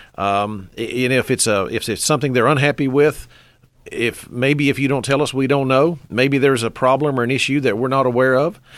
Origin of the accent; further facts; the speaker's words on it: Henderson County, North Carolina, United States; I am a Henderson County native. I started here. I stayed here